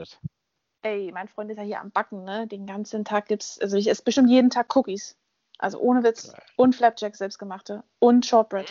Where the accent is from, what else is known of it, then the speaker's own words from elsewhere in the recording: Berlin, Germany; Ich bin in Berlin aufgewachsen